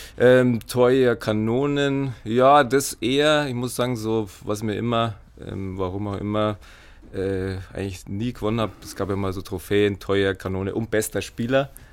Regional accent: Fischbachau, Bavaria, Germany; Sportfreunde für Spar, meine Heimat, äh, mein Heimatverein

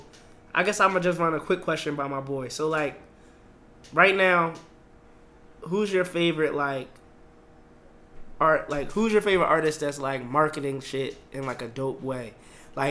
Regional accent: Philadelphia, Pennsylvania, United States; now in Burbank, United States; being that we're both from Philadelphia, same block

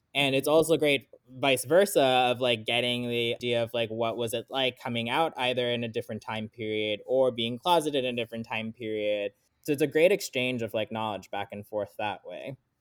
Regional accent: South Florida, United States; moved away as an adult; also born or lived in California / Sri Lanka (ancestry); now in Louisville, United States; I mostly grew up in South Florida

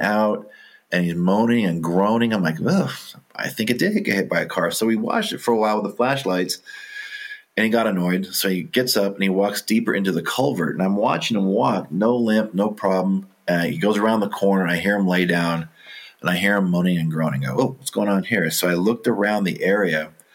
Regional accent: Orange County, California, United States; I grew up in Orange County uh, when it was still an agricultural area

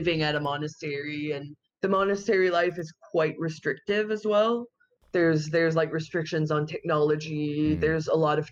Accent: Canada; in my hometown, it's one of the only ones in Canada, we have two Catholic monasteries

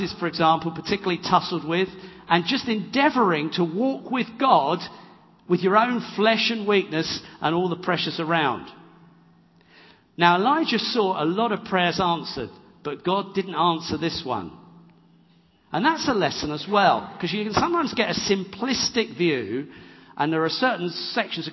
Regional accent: England, United Kingdom; I'm an English bloke.

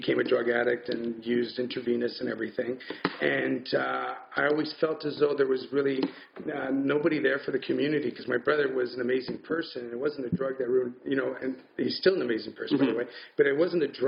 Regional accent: Ottawa, Ontario, Canada; I grew up here in Ottawa, Somerset and Booth. And actually, when I was born here, I was in LeBreton Flats

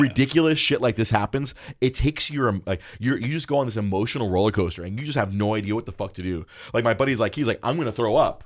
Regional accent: Los Angeles, California, United States; We, we grew up in Los Angeles

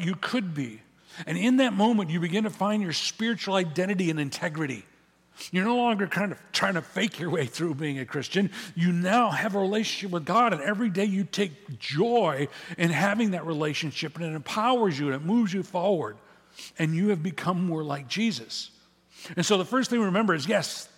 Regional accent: Midwest, United States; now in California, United States; when I grew up in the Midwest, when I was a kid

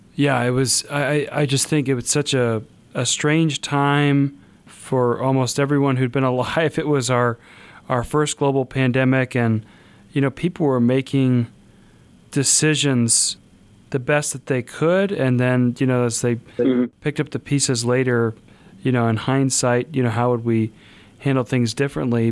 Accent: Kansas, United States; now in South Bend, United States; I'm from Kansas

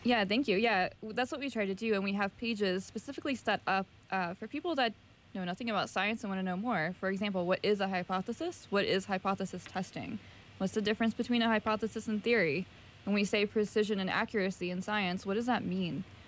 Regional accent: Virginia, United States; I'm from the South, so Virginia

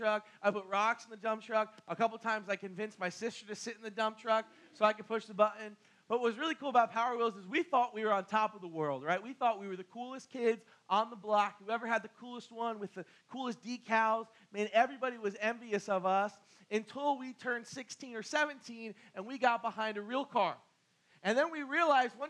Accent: Barnegat, New Jersey, United States; I'm from Barnegat

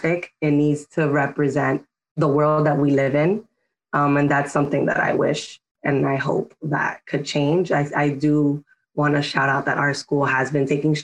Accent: New York City, New York, United States; I grew up in Washington Heights and Dyckman

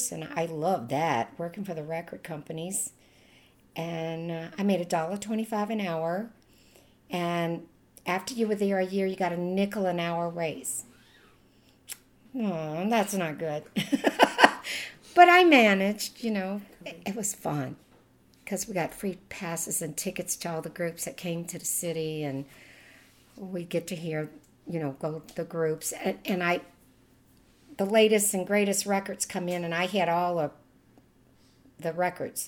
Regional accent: Westwego, Louisiana, United States; accent: Louisiana; moved away as an adult; now in Las Vegas, United States; I'm from Oswego, Louisiana, just across the river from New Orleans. It was very down to earth. We were poor.

